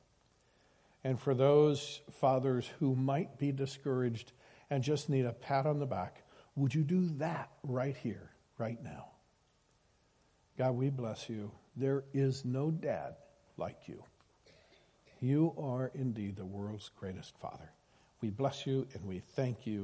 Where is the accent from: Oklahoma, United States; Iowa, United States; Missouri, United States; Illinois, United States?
Iowa, United States; I grew up in Iowa